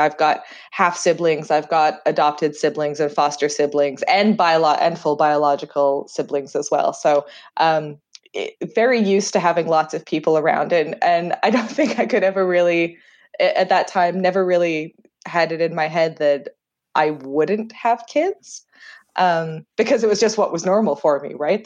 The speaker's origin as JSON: {"language": "English", "country": "Canada", "also_born_or_lived": "Jersey, Channel Islands", "accent": "Canadian", "said": "what my great aunt calls my atrocious Canadian accent"}